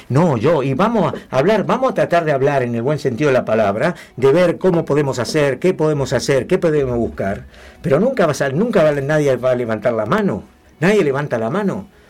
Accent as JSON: {"language": "Spanish", "town": "Tigre", "region": "Buenos Aires Province", "country": "Argentina", "tie": "born or raised there", "also_born_or_lived": "Pacheco", "moved": "yes", "said": "Yo en Tigre. Yo nací ahí en, me crié en Tigre, nací ahí"}